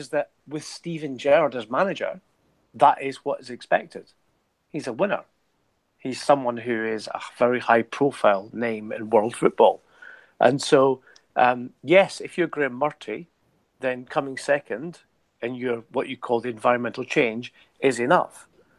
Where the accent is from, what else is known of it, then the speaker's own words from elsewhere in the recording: Scotland, United Kingdom; moved away as an adult; now in England; My background, my heritage, obviously, as most people know, I grew up in Scotland, and I worked in Scotland as a journalist for many years before moving to England.